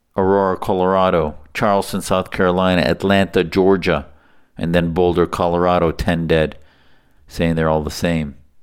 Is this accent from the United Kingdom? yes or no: no; Syria; now in United States; I'm from Syria